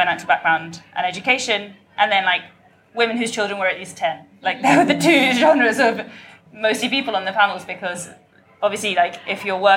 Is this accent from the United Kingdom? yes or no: yes; London, United Kingdom; growing up in London